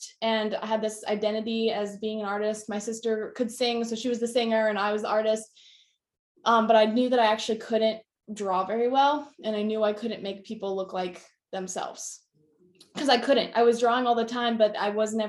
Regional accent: right outside of Indianapolis, United States; I grew up right outside of Indianapolis, Indiana

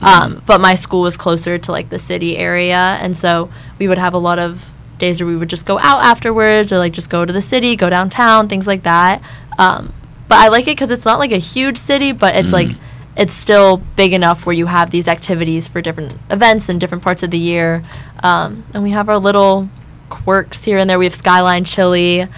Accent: Cincinnati, Ohio, United States; moved away as an adult; I'm from Cincinnati.

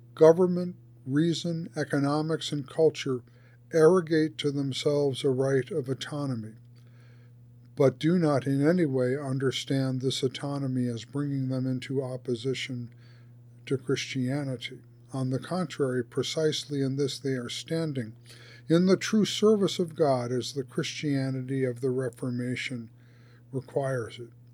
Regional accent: United States; as an American citizen

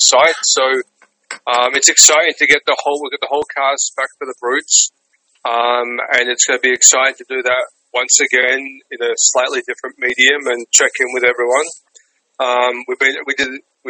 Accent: Melbourne, Victoria, Australia; moved away as an adult; now in New York, United States; I'm from Australia, Melbourne, Australia. So I've been in New York 10 years now. Australian born and raised.

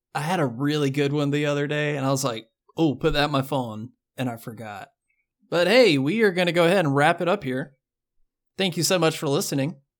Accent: the South, United States; I grew up in the South

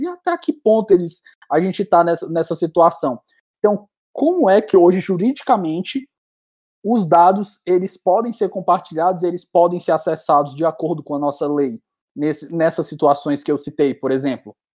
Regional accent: Ceará, Brazil

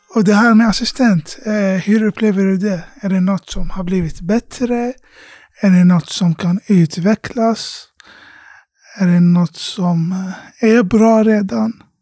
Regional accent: Iraq; now in Sweden; hemlandet Irak, där jag kommer ifrån

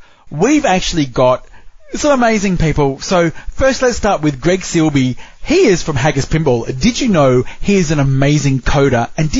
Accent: Australia; I'm Australian.

